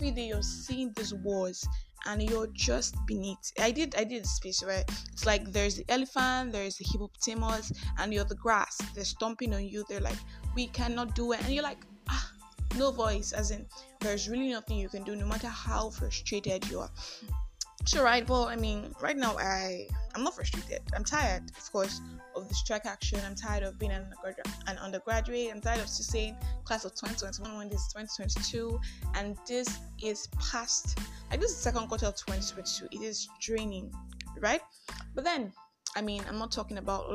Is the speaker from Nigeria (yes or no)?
yes; Nigeria; I am that Nigerian Christian